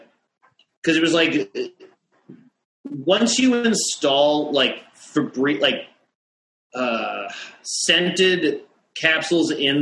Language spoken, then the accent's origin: English; Boston, Massachusetts, United States; moved away as an adult; now in New York, United States; I'm from Boston, Massachusetts